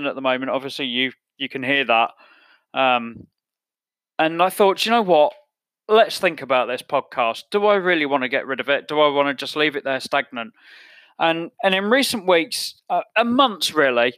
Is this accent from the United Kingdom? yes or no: yes; England, United Kingdom; I'm English.